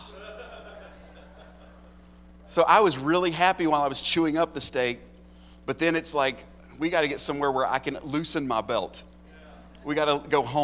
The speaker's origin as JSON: {"language": "English", "country": "United States", "said": "I'm as American as apple pie."}